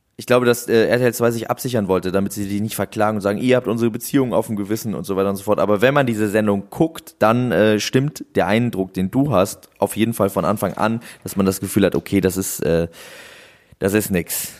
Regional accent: Husum, Schleswig-Holstein, Germany; moved away; damals bei uns in Husum

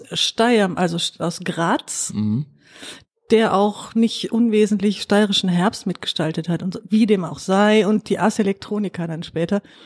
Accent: Duisburg, North Rhine-Westphalia, Germany; ich bin Duisburgerin, bin im Süden allerdings groß geworden

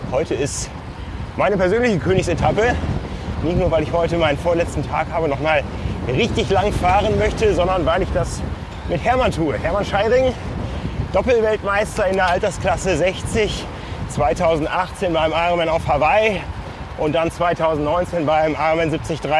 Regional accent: Northern Germany, Germany; Äh, Bad Urach, jetzt muss ich als Norddeutscher äh, ein bisschen äh, im, im Nebel rumstochern

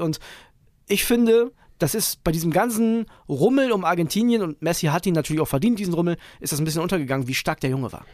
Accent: Germany; als Deutscher

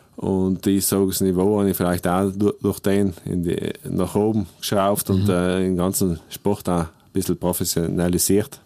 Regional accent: South Tyrol, Trentino-Alto Adige, Italy; Südtirol ist einfach meine Heimat

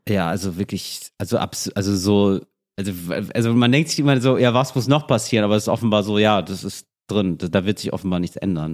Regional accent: Berlin, Germany; als Berliner

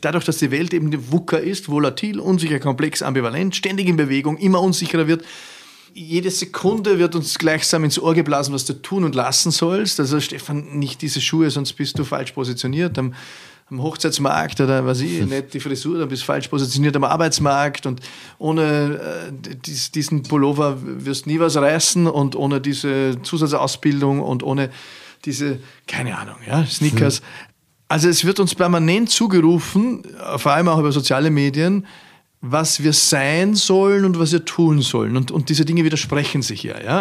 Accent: Austria; als Ösi

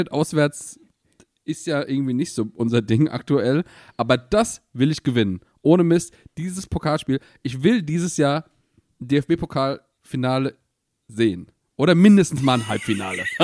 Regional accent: Mainz, Rhineland-Palatinate, Germany; Ich will endlich mal in dieses scheiß Stadion. Als Mainzer, es regt mich komplett auf.

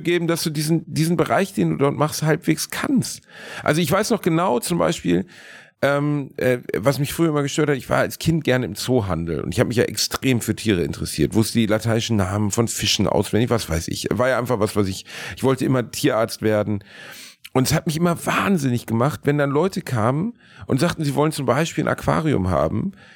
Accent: Gelsenkirchen, North Rhine-Westphalia, Germany; moved away; meiner Heimatstadt Gelsenkirchen

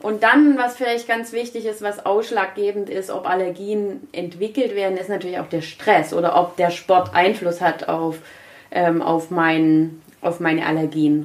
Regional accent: Germany; Bei uns in Deutschland

